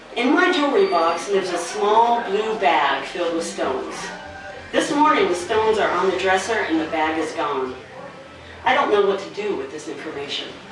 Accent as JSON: {"language": "English", "region": "Arizona", "country": "United States", "moved": "yes", "lives_now": "Ohio, United States", "said": "I'm from the desert. I'm from Arizona"}